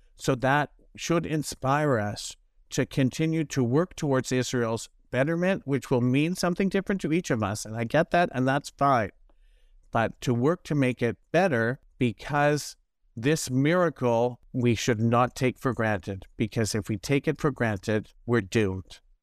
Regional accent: Toronto, Ontario, Canada; I grew up in Toronto

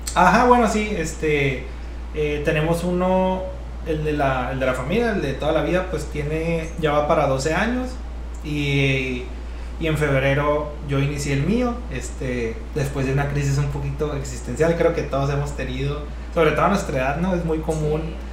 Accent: Navajoa, Sonora, Mexico; also born or lived in Mexico City; now in Hermosillo, Mexico; también somos de Navajoa, somos de un ranchito

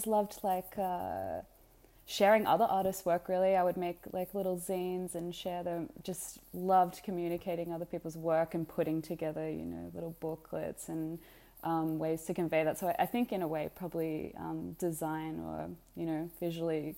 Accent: Australia; I was raised in Australia as an Australian, so my mother's Australian and my father's Egyptian

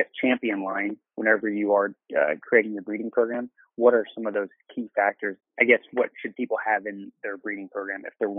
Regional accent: Kansas City, Missouri, United States; we're from Kansas City

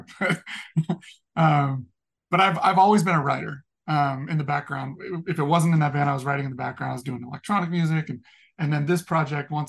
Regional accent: Sacramento, California, United States; I'm from Sacramento

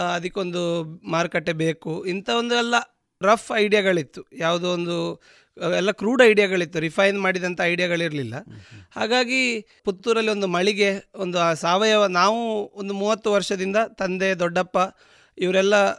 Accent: Dakshina Kannada, Karnataka, India; ನಮ್ಮ ದಕ್ಷಿಣ ಕನ್ನಡದ ಇಲ್ಲಿಯ ವೆದರ್

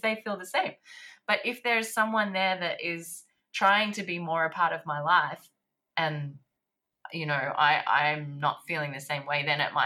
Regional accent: Sydney, New South Wales, Australia; also born or lived in Paris, France; I'm here now in Sydney

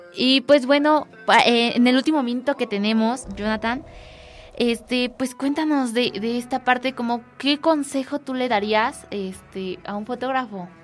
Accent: Mexico; uno como mexicano

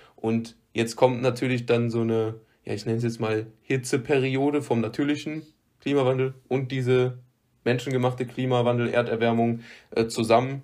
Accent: Rhineland, Germany; accent: Rhineland slang; ich bin Rheinländer und ich kann so ich kann, ich kann jetzt nicht den rheinischen Dialekt, also ich kann kein Platt, aber ich kann äh, halt diesen, diesen typischen Slang, den wir hier haben, sprechen.

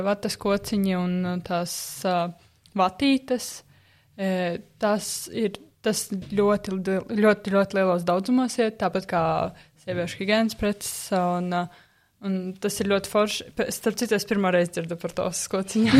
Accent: Aizkraukle, Aizkraukle Municipality, Latvia; es pati neesmu no Rīgas. Esmu no aizkrauklas, kas ir diezgan tālu no Rīgas

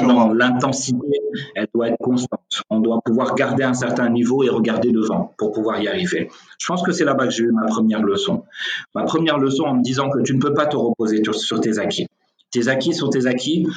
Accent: Senegal; je suis sénégalais, je vis au Sénégal

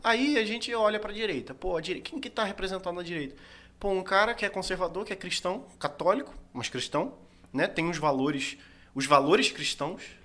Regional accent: Brazil; eu sou brasileiro.

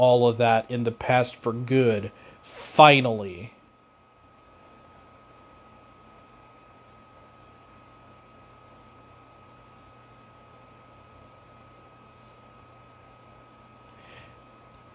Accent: Davenport, Iowa, United States; moved away as an adult; also born or lived in Oskaloosa, Iowa; stayed in my hometown

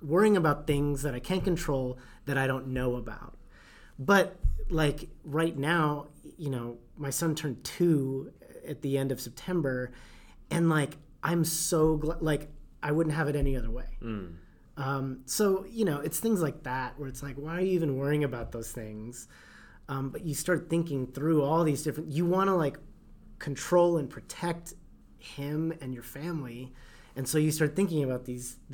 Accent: Texas, United States; growing up in Texas

